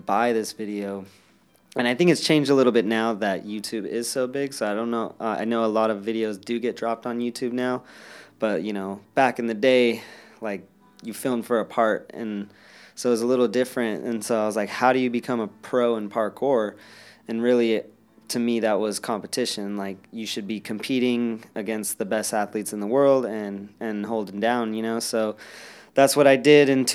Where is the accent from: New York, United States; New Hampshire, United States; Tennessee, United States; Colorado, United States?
Colorado, United States; Denver; I'm from Denver, Colorado, 28 years old